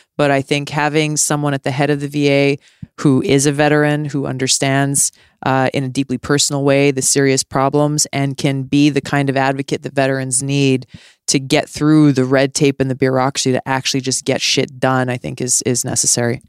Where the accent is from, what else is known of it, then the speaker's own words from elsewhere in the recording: Hawaii, United States; when I was a kid growing up in Hawaii